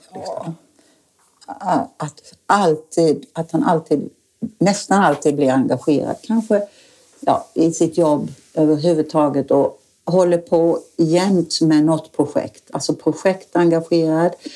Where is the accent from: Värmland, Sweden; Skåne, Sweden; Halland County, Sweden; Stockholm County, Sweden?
Halland County, Sweden; Falkenberg; moved away as an adult; also born or lived in Africa / Åland; now in Oskarshamn, Sweden; jag kom från Falkenberg